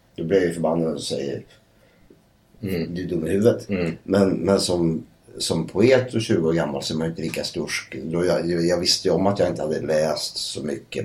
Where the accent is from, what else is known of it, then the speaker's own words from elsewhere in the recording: Södertälje, Stockholm County, Sweden; jag kommer ju från Södertälje